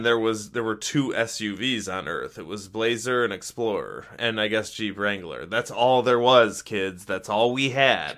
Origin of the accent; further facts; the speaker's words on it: Rochester, New York, United States; in my hometown in rochester we constantly constantly have these Hail Mary plays